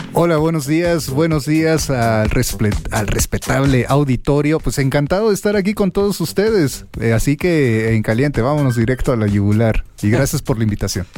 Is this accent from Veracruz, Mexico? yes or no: yes; Minatitlán, Veracruz, Mexico; a mi natitlán, a mi tierra natal que pues por eso uno también es fandanguero